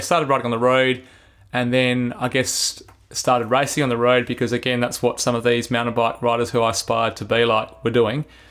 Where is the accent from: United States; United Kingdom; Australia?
Australia; Adelaide, South Australia; I grew up in Belair